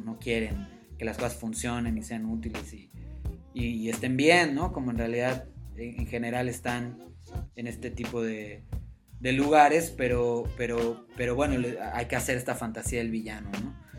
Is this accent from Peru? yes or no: no; Yucatán, Mexico; de donde yo vengo, del estado de Yucatán